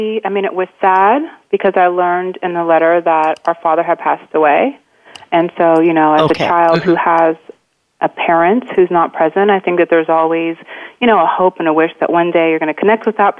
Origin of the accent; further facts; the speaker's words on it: Monterey, California, United States; also born or lived in Los Angeles; I grew up in California in Monterey.